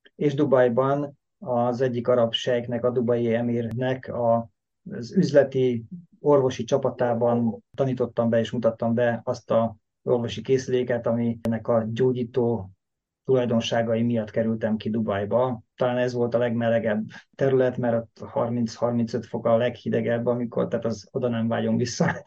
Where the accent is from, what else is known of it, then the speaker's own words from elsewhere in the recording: Hungary; moved away as an adult; now in Stockholm, Sweden; Svédországban ugye akár magyarok vagyunk, akár muszlim országból jöttünk, tök mindegy, mi akkor is elvileg idegen bevándorlók vagyunk